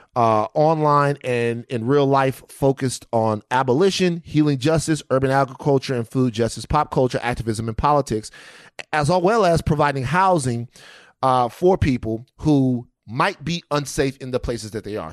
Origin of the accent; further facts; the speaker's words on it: Louisiana, United States; moved away; also born or lived in California; I'm from Louisiana and I went straight to California